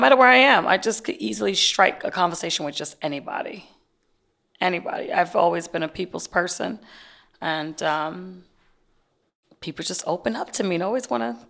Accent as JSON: {"language": "English", "region": "New York", "country": "United States", "said": "I'm from New York."}